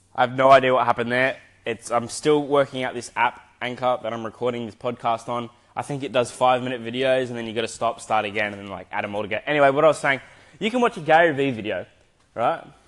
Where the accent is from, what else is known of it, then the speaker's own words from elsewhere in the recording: Adelaide, South Australia, Australia; now in Gold Coast, Australia; I am currently living on the Gold Coast in Queensland. I'm from Adelaide, but I've been here for 12 years, 11 to 12 years